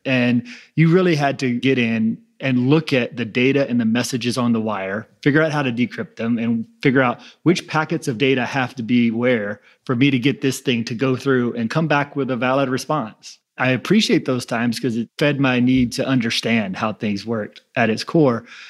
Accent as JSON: {"language": "English", "town": "New Orleans", "region": "Louisiana", "country": "United States", "tie": "born or raised there", "said": "I grew up in New Orleans"}